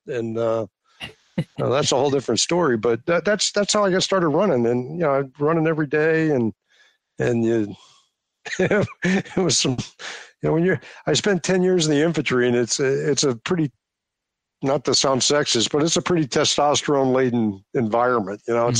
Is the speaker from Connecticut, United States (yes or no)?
yes; Connecticut, United States; And I was growing up in Connecticut in the 70s, the late 70s.